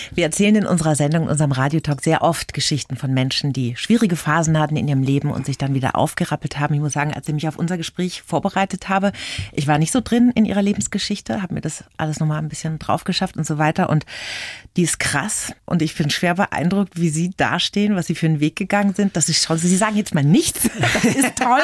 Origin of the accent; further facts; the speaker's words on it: Bavaria, Germany; bei uns in Bayern